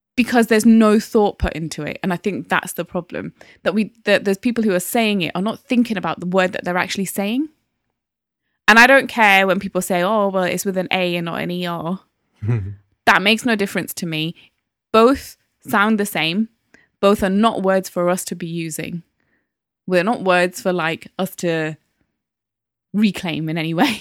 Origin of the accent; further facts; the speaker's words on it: Newcastle upon Tyne, North East England, United Kingdom; now in London, United Kingdom; there wasn't that many black people in Newcastle in the nineties when I was growing up